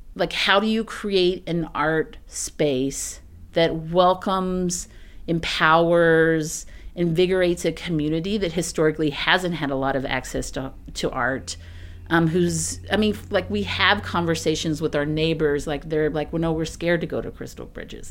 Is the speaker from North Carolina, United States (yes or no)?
no; East Texas, United States; also born or lived in Austin, Texas; now in Springdale, United States; I'm from East Texas. I'm from, like, super, pr, like, profoundly rural, thirty-two kids in your class, East Texas